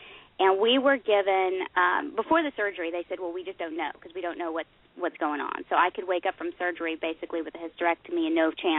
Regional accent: Oklahoma, United States; And I grew up in Oklahoma. We didn't know as much maybe about nutrition in my household just growing up.

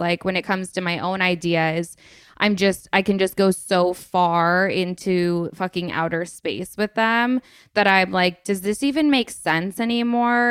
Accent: Vermont, United States; also born or lived in Los Angeles; now in Staffordshire Moorlands, United Kingdom; I am from Vermont originally, and then I moved to L A for a year, which was, like, my first time leaving Vermont

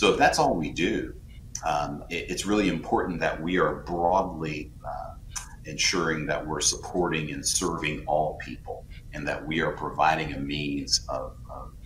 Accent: South Carolina, United States; a black man who was born and raised in South Carolina

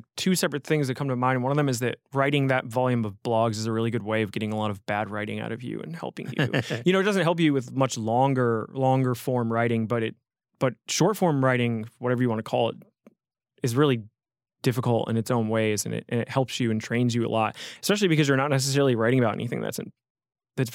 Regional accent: New Haven, Connecticut, United States; I grew up in around New Haven, and I was living in the Bronx.

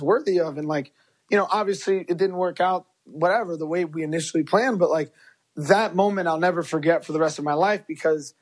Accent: Chicago, Illinois, United States; first language Spanish; English is a second language; we're both from Chicago

